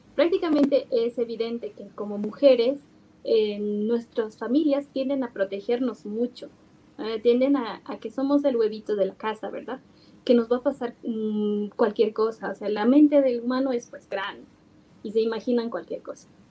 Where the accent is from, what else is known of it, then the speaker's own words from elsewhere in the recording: Bolivia; nosotros como bolivianos usualmente eh, tendemos a tener el efectivo